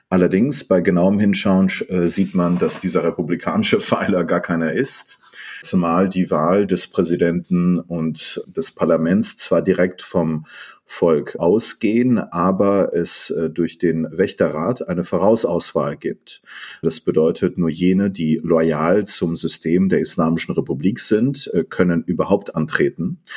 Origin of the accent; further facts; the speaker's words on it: Iran; born there; also born or lived in Germany / Netherlands / London, United Kingdom; Ich bin äh, ein in Iran geborener äh, Politikwissenschaftler. Ich habe in äh, Deutschland, Münster, Holland und in London studiert